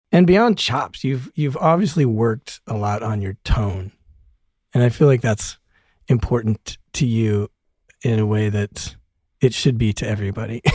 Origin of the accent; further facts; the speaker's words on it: Broomfield, Colorado, United States; moved away as an adult; also born or lived in Denver; now in Los Angeles, United States; I grew up in Broomfield, Colorado